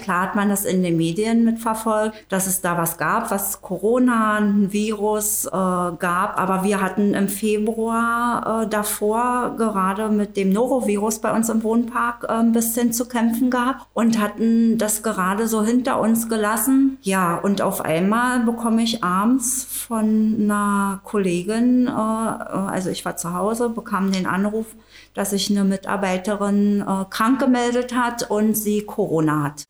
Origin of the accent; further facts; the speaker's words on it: Tangermünde, Saxony-Anhalt, Germany; Ich komme aus Tangermünde, äh, wohne und arbeite